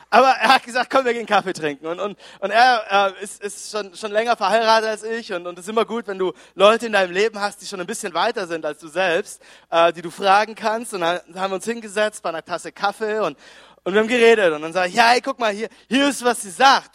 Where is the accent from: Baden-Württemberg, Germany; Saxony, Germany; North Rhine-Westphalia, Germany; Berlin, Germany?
Baden-Württemberg, Germany; Konstanz; moved away as an adult; also born or lived in Düsseldorf; wir kommen ursprünglich, ich komme aus Konstanz am, am Bodensee